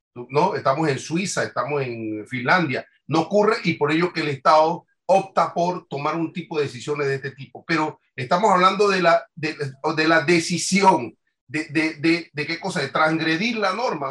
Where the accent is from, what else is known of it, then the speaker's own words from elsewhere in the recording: Panama; esa libertad que nosotros tenemos como panameños